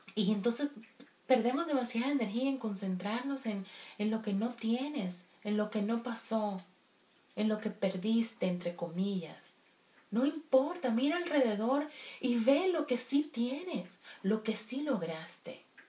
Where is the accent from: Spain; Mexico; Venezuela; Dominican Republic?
Dominican Republic; como buena dominicana que soy